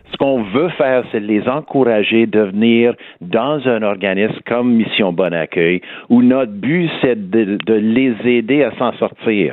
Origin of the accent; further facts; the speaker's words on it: Montreal, Quebec, Canada; accent: West Island; j'ai toujours mon accent du West Island.